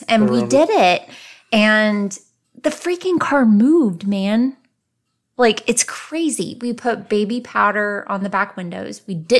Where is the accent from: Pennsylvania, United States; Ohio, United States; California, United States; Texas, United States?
Texas, United States; San Antonio; Where I grew up in San Antonio